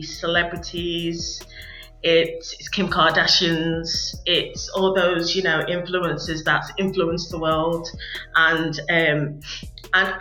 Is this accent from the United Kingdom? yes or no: yes; Wolverhampton, West Midlands, United Kingdom; moved away as an adult; also born or lived in Liverpool; Wolverhampton, with it being my hometown